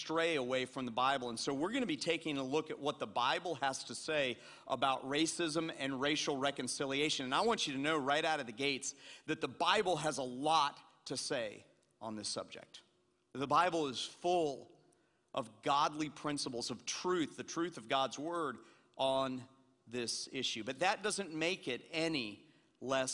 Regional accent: Atlanta, Georgia, United States; I'm a white kid from Atlanta, Georgia, and I grew up in Atlanta, Georgia

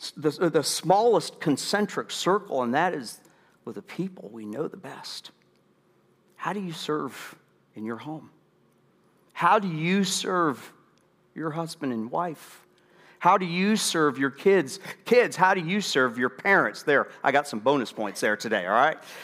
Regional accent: United States; We, as American citizens

